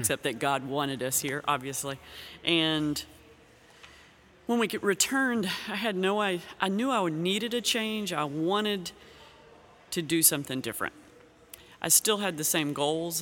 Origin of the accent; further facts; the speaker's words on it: Kentucky, United States; moved away as an adult; also born or lived in Ukraine; now in Xenia, United States; I grew up in Kentucky.